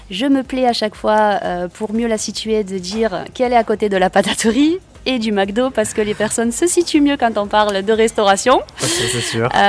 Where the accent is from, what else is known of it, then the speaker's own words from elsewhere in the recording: Béziers, Occitania, France; Je suis une native de Béziers, donc euh, je